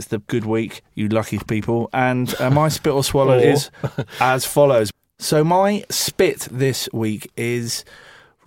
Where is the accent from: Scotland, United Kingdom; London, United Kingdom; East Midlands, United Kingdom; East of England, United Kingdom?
London, United Kingdom; also born or lived in Sussex; I grew up in Chiswick and I went to university in Sussex